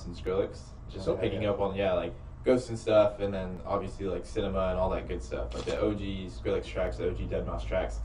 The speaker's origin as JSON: {"language": "English", "town": "Dallas", "region": "Texas", "country": "United States", "tie": "born or raised there", "also_born_or_lived": "Carrollton, Texas", "said": "I grew up here in Dallas. So my whole life, just been growing up here. Didn't move anywhere else."}